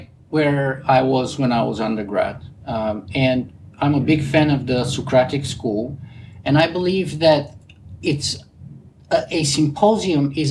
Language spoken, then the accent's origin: English; Bulgaria; accent: Bulgarian; English is a second language; moved away; I have a pretty distinct Bulgarian accent